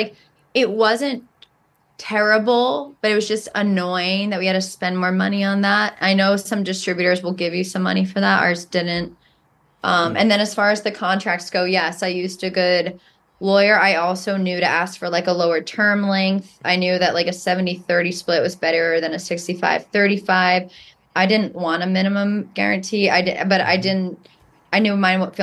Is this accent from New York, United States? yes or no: yes; New York, United States; I'm a New Yorker